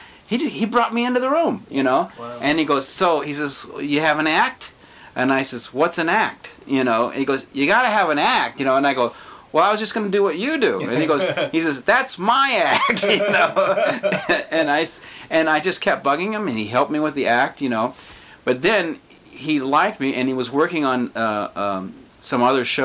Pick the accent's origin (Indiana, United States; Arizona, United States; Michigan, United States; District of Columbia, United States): Arizona, United States; Tucson; moved away as an adult; I'm from Tucson, Arizona